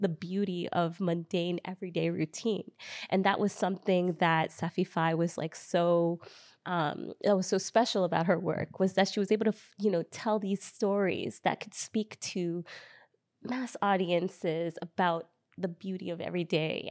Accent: United States; I am an American-born Ghanaian filmmaker. I was, I'm born and raised in America, lived here all my life

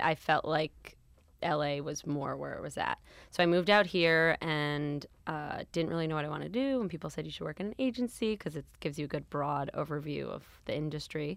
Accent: New York City, New York, United States; moved away as an adult; now in Los Angeles, United States; I grew up in New York City.

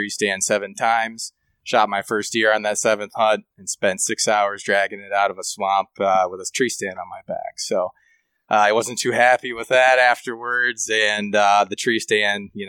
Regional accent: Grand Rapids, Michigan, United States; Born and raised in Grand Rapids, Michigan. I live here now as well.

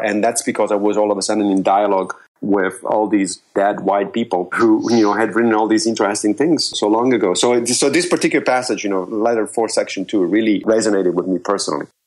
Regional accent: Rome, Lazio, Italy; moved away; I grew up in Rome.

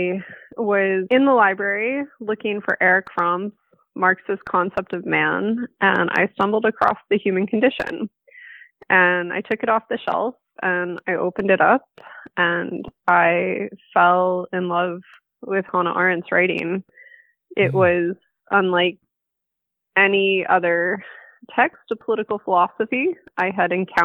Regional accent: Michigan, United States; the town where I grew up in Michigan

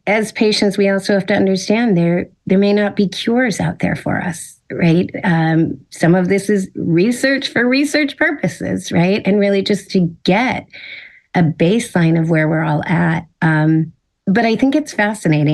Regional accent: Silicon Valley, California, United States; I grew up in Silicon Valley. So technology has kind of been ingrained since I was a kid

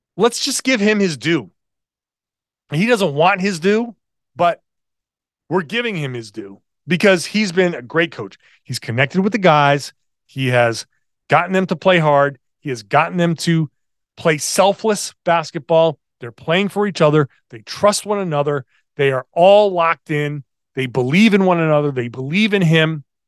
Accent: Rhode Island, United States; accent: Rhode Island; my Rhode Island accent

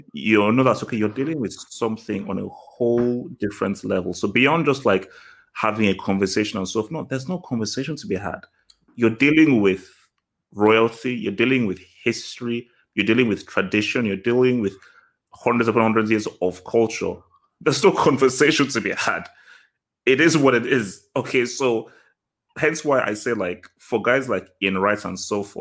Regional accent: Nigeria; now in England; I was born here, but I grew up in Nigeria.

